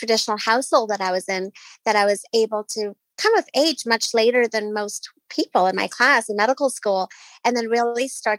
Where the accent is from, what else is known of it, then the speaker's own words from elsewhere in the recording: Nairobi, Kenya; I grew up in Nairobi, Kenya, in a very traditional, strict Muslim household.